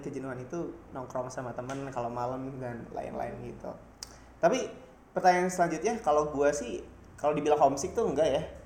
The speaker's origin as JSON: {"language": "Indonesian", "region": "Jakarta", "country": "Indonesia", "moved": "as an adult", "lives_now": "Jatinangor, Indonesia", "said": "gua anak Jakarta"}